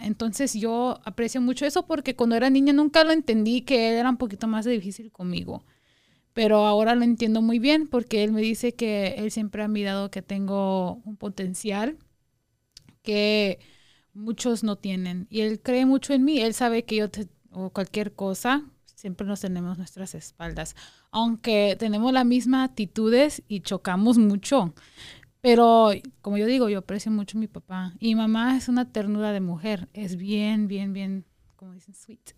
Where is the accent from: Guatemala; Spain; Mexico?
Guatemala; also born or lived in Wyoming, United States; now in Las Vegas, United States; Soy guatemalteca, como dijo Jason, nosotros somos guatemaltecos